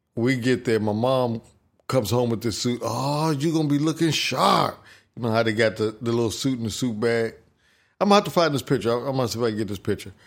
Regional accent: Ohio, United States; I lived, I grew up in Ohio

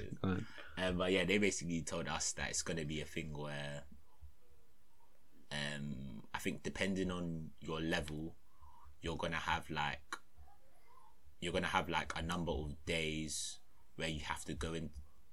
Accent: London, United Kingdom; I'm from London.

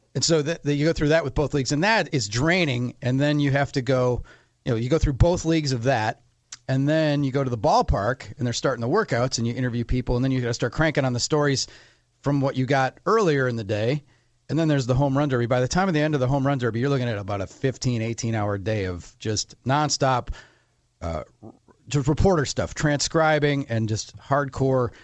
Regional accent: Menomonee Falls, Wisconsin, United States; I grew up in Menominee Falls

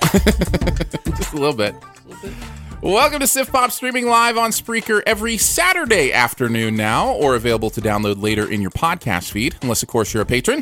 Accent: Michigan, United States; now in Missouri, United States; I grew up in Michigan

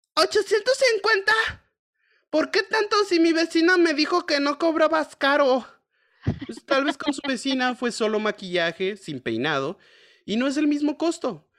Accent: Mexico; somos mexicanos

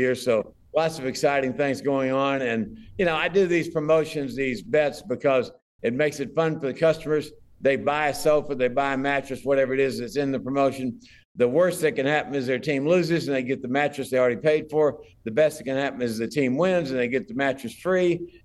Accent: Dallas, Texas, United States; I grew up in Dallas

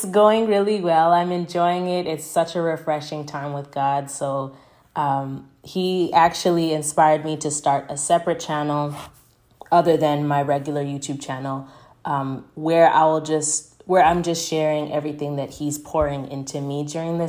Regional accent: Canada; also born or lived in Durban, South Africa; I grew up in Canada, but I am half Zimbabwean, half South African, you know, born in Durban

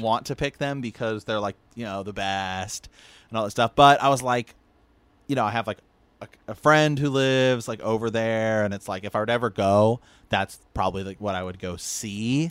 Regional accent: Ohio, United States; moved away; also born or lived in Portland; I'm from Ohio

